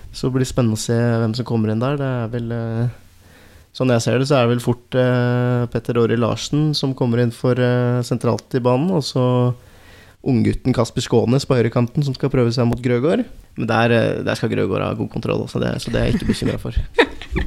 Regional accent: Valdres, Innlandet, Norway; jeg er ikke fra Telemark. Jeg er fra, fra Valdres

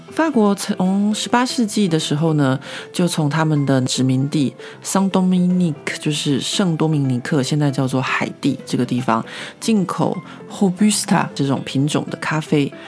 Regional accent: Taiwan; now in Paris, France; 身为一个台湾人

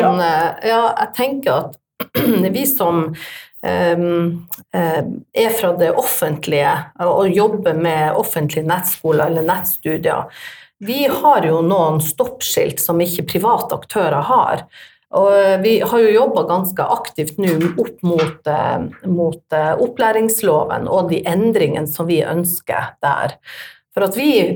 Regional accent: Tromsø, Troms, Norway; jeg er fra Tromsø

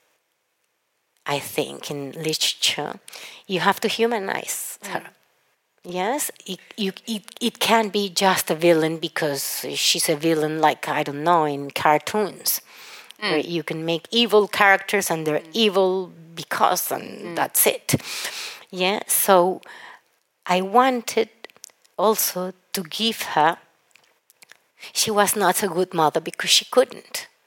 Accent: Cali, Valle del Cauca, Colombia; I'm from Cali, a city that literally looks like it has huge ceiba

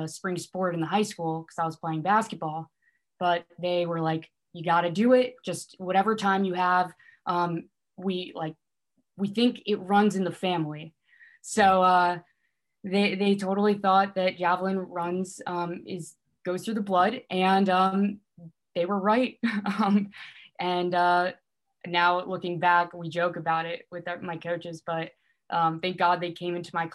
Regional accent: New Jersey, United States; moved away as an adult; now in Virginia, United States; I'm originally from New Jersey

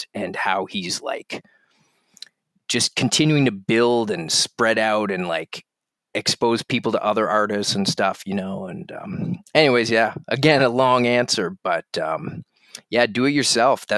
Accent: Halifax, Nova Scotia, Canada; I grew up in Halifax in the east coast of Canada.

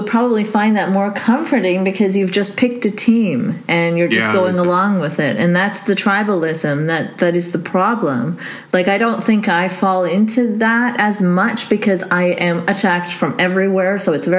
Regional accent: Saudi Arabia; I'm actually Pakistani who grew up in Saudi, but yes.

